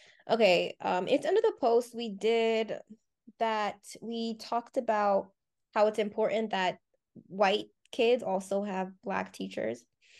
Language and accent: English; Deep South, United States; I was born and raised in the Deep South.